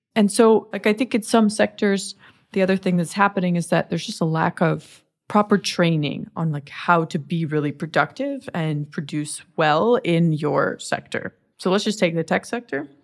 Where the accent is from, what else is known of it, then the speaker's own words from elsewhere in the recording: United States; I'm American